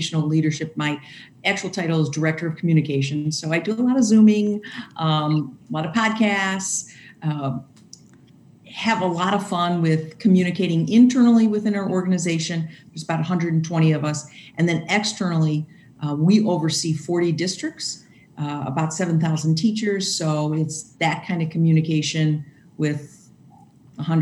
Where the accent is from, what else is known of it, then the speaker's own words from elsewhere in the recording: Chicago, Illinois, United States; moved away as an adult; now in Wauconda, United States; I grew up in Chicago